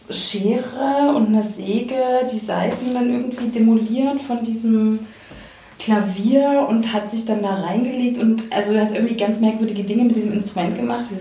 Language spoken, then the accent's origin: German; Leipzig, Saxony, Germany; Ich bin in Leipzig groß geworden und weiß noch, dass ich in irgendeinem so Haus war, so ein Künstlerinnenhaus